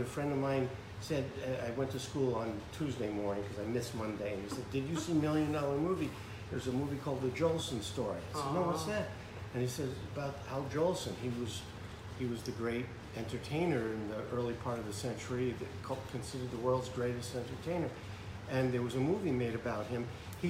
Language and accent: English; New York, United States; growing up in New York, and Mickey Mantle was my hero